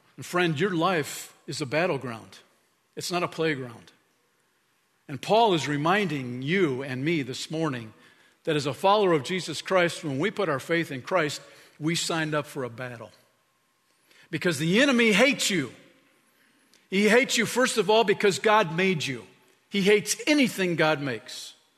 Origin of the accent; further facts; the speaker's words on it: Chicago, Illinois, United States; moved away; when I was a little dude growing up in Chicago area